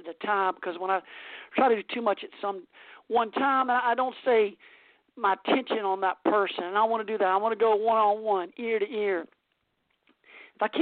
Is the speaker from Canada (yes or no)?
no; South Carolina, United States; accent: Southern; moved away as an adult; also born or lived in California; now in Massachusetts, United States; my Southern accent from growing up in South Carolina and living a huge majority of my life there